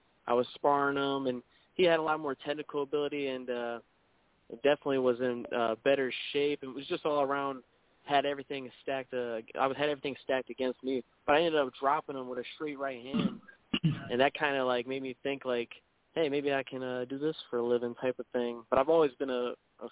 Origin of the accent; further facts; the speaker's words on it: O'Fallon, Illinois, United States; moved away as an adult; also born or lived in St. Louis, Missouri; now in Florida, United States; I'm actually from St. Louis area. I went to school about 20 minutes from St. Louis in a little town, O'Fallon, Illinois. That's where I went to school, and I lived most of my life before I moved here